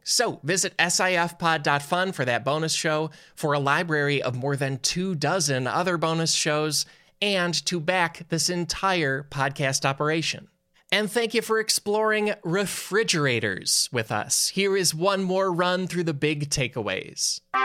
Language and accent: English; Chicago suburbs, Illinois, United States; I grew up in the Chicago suburbs